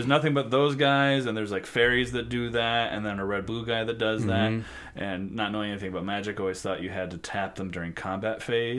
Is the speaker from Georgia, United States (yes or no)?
no; Elizabeth, Illinois, United States; It's near Galena. It's the northwest corner of Illinois.